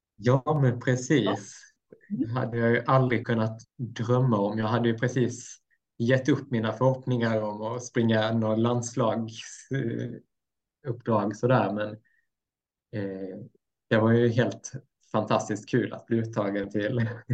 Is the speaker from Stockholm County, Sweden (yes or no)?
no; Blekinge, Sweden; also born or lived in Mora; now in Östersund, Sweden; växte upp i Blekinge ganska länge sedan jag flyttade därifrån